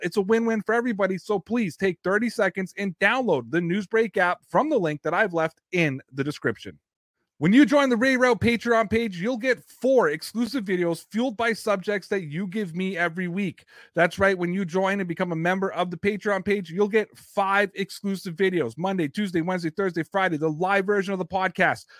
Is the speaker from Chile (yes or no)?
no; Canada; I'm a Canadian, I, I feel like sometimes I'm an honorary American